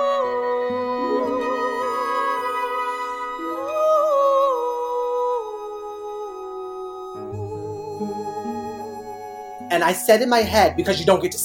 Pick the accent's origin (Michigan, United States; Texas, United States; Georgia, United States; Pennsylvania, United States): Michigan, United States; We're all Michigan.